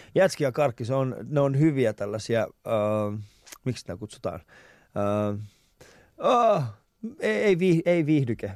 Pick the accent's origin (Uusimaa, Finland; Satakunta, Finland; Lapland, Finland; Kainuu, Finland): Uusimaa, Finland; Vantaa; mä oon Vantaalta